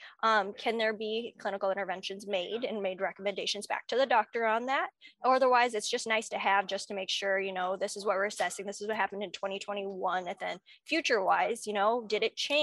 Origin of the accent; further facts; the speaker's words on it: Marion, Iowa, United States; I'm from Marion, Iowa, which is right next to Cedar Rapids